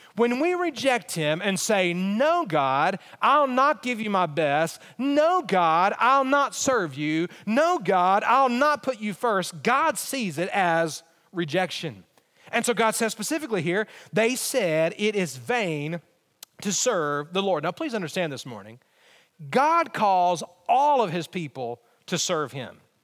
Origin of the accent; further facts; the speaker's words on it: Alabama, United States; moved away; I, I am from Alabama